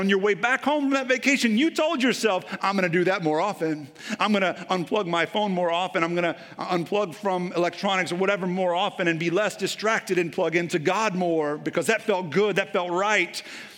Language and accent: English; Texas, United States; Like, I'm from East Texas, so I can say that.